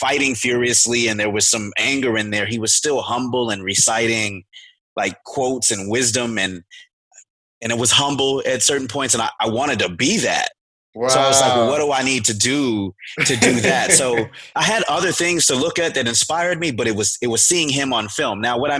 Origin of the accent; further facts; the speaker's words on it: Beaumont, Texas, United States; born there; So I was born in Beaumont, Texas, you know, down at the swamp, right at the Texas Louisiana border.